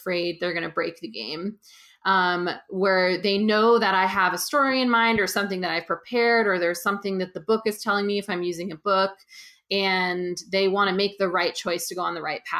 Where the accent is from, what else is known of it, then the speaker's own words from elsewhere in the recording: just outside of San Francisco, California, United States; now in Brooklyn, United States; I'm from California originally, just outside of San Francisco. And I live in Brooklyn, New York.